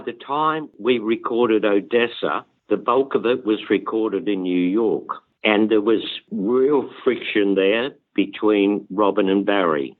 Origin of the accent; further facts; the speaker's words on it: Australia; moved away; I'm Australian